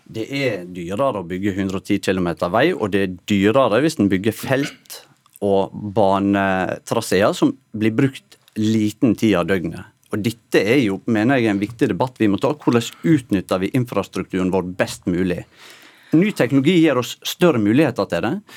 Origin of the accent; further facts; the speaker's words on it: Norway; du hører på dialekten min at jeg er oppvoksen tett opp mot sunnmørsgrensa